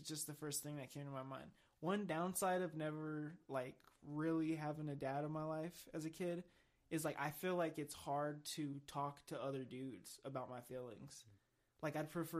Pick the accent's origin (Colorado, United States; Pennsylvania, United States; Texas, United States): Colorado, United States; Pueblo; Growing up in Pueblo